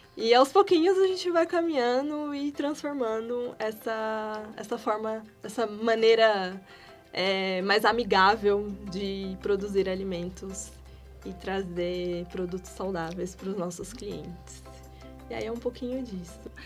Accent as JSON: {"language": "Portuguese", "town": "Ouro Fino", "region": "Minas Gerais", "country": "Brazil", "moved": "yes", "lives_now": "São Paulo, Brazil", "said": "eu sou de Minas Gerais, na verdade, né? Vim para São Paulo para estudar"}